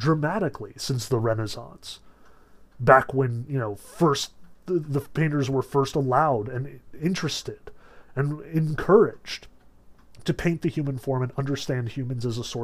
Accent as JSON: {"language": "English", "country": "United States"}